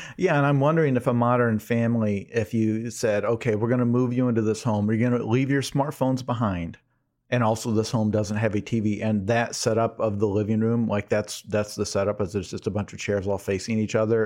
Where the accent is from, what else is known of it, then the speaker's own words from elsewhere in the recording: United States; I'm an American